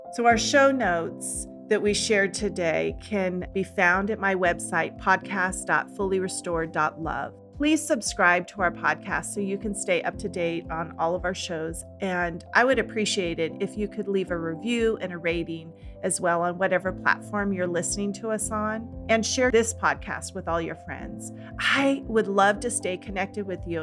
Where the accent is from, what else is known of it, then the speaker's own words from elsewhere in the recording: California, United States; moved away as an adult; also born or lived in Washington State; I grew up in California by the beach